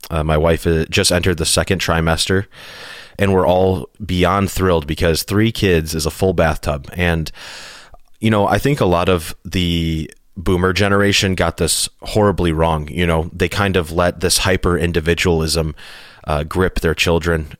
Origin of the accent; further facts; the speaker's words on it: Hinsdale, Illinois, United States; I was born in Hinsdale, Illinois, which is a suburb, a really wealthy suburb outside of the city of Chicago